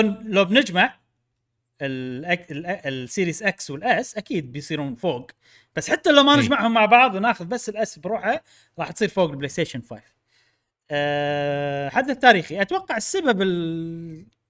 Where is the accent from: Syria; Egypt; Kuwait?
Kuwait; كويتيين مو سعوديين